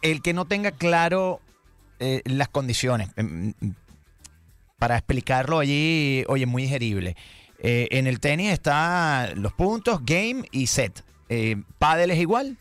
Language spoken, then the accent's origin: Spanish; Valencia, Carabobo, Venezuela; Yo soy de Valencia, vivo aquí